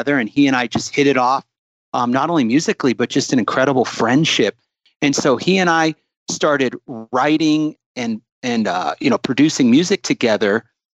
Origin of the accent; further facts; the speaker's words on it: South Florida, United States; also born or lived in Ohio / Boca Raton, Florida; now in Utah, United States; I was born in Ohio, but I grew up in South Florida